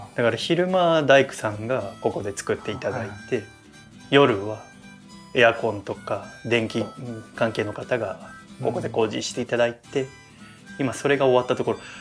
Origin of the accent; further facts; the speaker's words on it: Yokohama, Kanagawa, Japan; 私は神奈川の横浜出身なんだけど